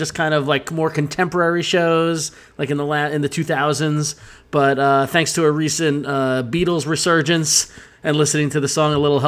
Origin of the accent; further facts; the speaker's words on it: Long Island, New York, United States; we are from Long Island. In fact, literally the town of Huntington on Long Island. We grew up in the town next to it, but in the municipal of Huntington